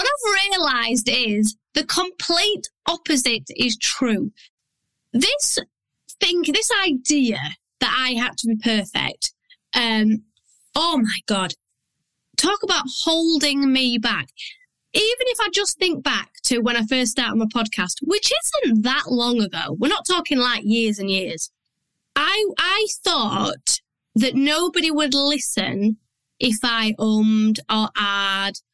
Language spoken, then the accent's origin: English; Yorkshire and the Humber, United Kingdom; I'm from Yorkshire. I do not talk how I write.